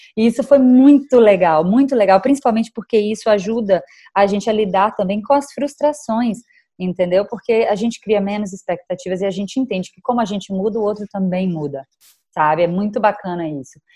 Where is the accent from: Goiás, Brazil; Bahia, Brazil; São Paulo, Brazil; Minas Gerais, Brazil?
Bahia, Brazil; Salvador; moved away; no momento eu estou passando a quarentena em Salvador, que é a minha terra natal